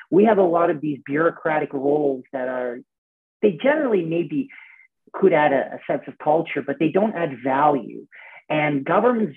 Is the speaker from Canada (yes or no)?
yes; Canada; as a Canadian, I'm a tennis player